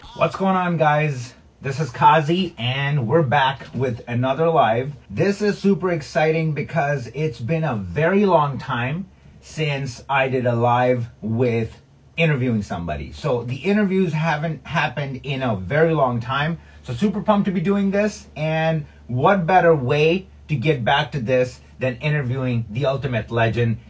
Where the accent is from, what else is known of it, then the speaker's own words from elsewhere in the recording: Pakistan; nationality wise, I'm Pakistani, so like we grew up watching cricket